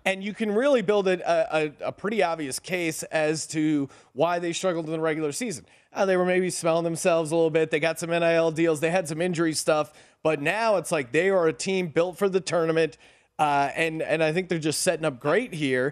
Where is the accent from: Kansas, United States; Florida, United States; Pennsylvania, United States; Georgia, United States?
Pennsylvania, United States; Bethlehem; I'm from Bethlehem, Pennsylvania